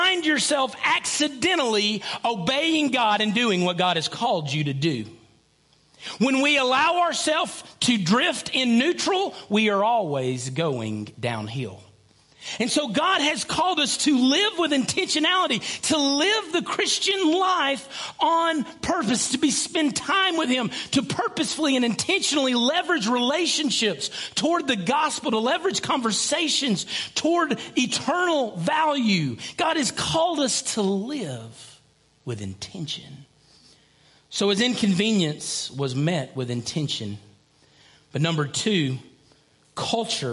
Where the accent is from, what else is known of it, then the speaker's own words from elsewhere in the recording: Lickskillet, Alabama, United States; I grew up in Lickskillet